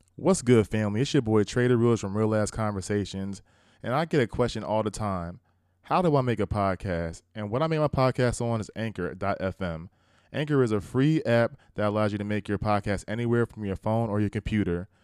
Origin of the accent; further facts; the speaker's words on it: Willingboro, New Jersey, United States; I'm from Wellingborough, New Jersey